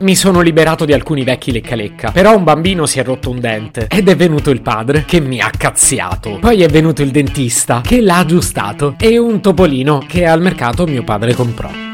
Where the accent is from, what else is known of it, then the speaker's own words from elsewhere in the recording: Italy; sono nato in Italia